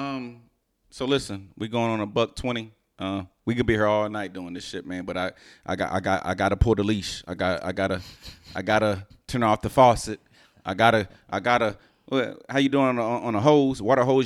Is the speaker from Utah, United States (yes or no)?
no; Houston, Texas, United States; moved away; also born or lived in New Jersey; I was raised in Houston and in a black family in Houston